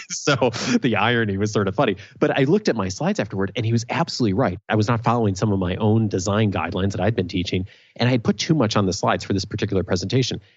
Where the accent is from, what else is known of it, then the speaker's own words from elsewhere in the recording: Naperville, Illinois, United States; also born or lived in Champaign-Urbana; I grew up in Naperville, a suburb of Chicago